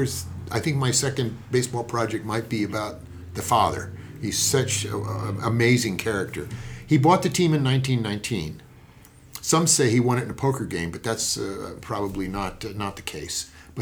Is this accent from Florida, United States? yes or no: no; San Francisco, California, United States; I was born in San Francisco, grew up there, went to high school in the Bay Area